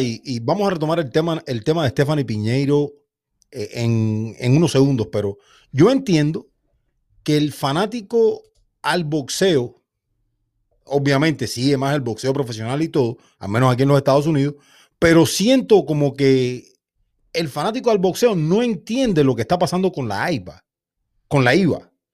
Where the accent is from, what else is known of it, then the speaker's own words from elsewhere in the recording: Santa Clara, Villa Clara, Cuba; Somos de la misma ciudad, somos de Santa Clara.